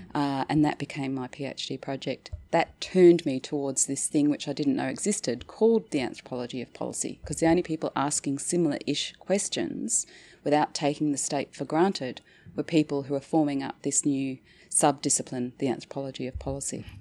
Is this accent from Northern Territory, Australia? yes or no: yes; Northern Territory, Australia; moved away; So I went back to the Northern Territory, my hometown, uh, as a bureaucrat